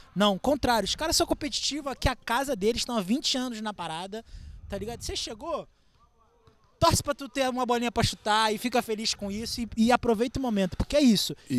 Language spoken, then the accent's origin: Portuguese; Rio de Janeiro, Brazil; moved away as an adult; now in São Paulo, Brazil; eu sou do Rio